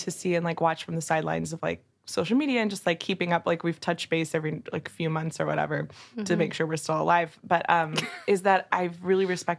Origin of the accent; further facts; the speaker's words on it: Texas, United States; I'm a Texan